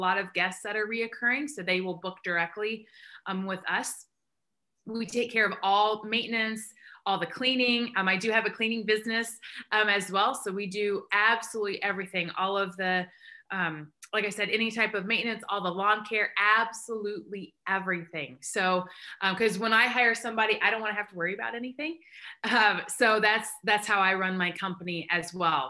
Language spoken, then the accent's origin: English; Indiana, United States; moved away as an adult; also born or lived in Michigan; now in Indianapolis, United States; I'm from Indiana originally, from the east side. I'm a farm girl